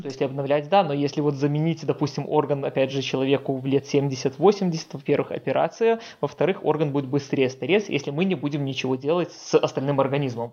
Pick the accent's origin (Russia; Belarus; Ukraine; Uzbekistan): Belarus; Minsk; в моем родном городе, в Минске